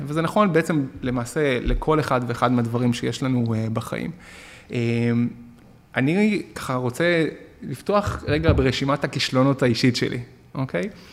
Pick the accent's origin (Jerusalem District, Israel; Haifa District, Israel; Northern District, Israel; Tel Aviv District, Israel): Tel Aviv District, Israel; Tel Aviv; also born or lived in Argentina / Beersheba; אני עובר מהפריפריה, אה, כיתה ד' למרכז תל אביב